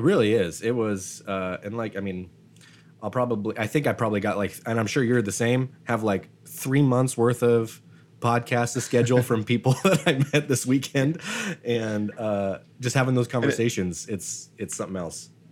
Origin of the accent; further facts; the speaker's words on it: Idaho, United States; I'm from Idaho